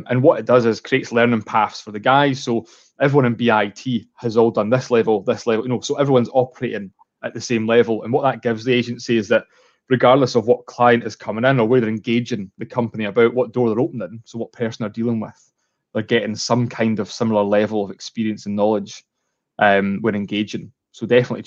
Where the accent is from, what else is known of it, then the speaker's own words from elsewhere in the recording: Edinburgh, Scotland, United Kingdom; moved away as an adult; now in Stirling, United Kingdom; I moved to Stirling. I was from Edinburgh, and I moved to Stirling with my fiance like almost 4 years ago.